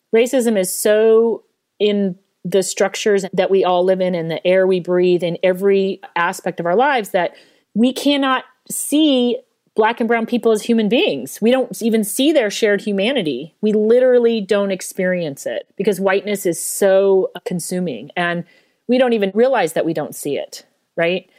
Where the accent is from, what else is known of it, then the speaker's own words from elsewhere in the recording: Denver, Colorado, United States; I grew up in Denver